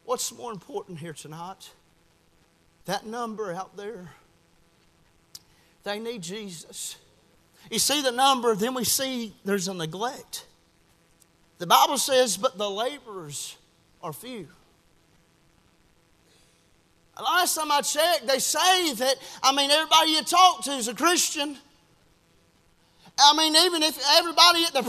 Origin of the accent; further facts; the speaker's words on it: the South, United States; we grew up here in the South